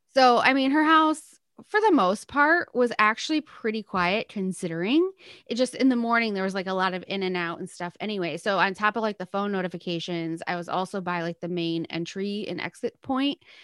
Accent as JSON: {"language": "English", "region": "Michigan", "country": "United States", "said": "I was from Michigan"}